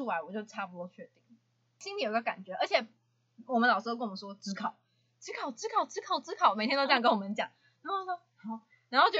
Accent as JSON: {"language": "Chinese", "region": "Hsinchu", "country": "Taiwan", "said": "啊，因为我是新竹人嘛，啊，我就想要去北部嘛。"}